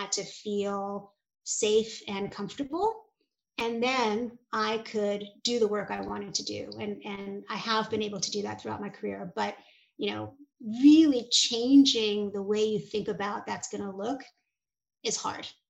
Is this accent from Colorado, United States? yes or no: no; New York City, New York, United States; I was and am a Hungarian immigrant kid. My parents were refugees and I grew up in New York City